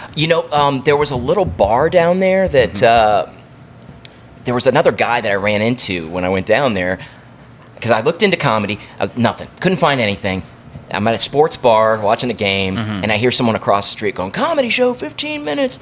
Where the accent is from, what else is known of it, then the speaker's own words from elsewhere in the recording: Lexington, Kentucky, United States; I'm from Lexington